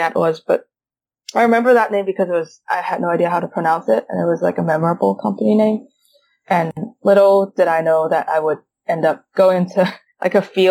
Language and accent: English; Hong Kong; moved away as an adult; also born or lived in Houston, Texas, United States; I was born and raised in Hong Kong, but I went to the U.S. for college, specifically in Houston, Texas.